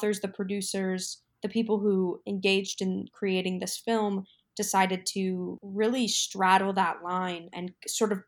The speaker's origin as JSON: {"language": "English", "region": "Iowa", "country": "United States", "tie": "born or raised there"}